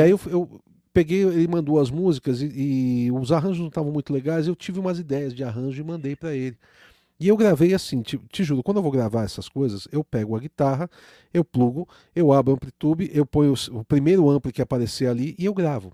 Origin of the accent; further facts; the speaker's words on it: Brazil; o brasileiro, a gente é colonizado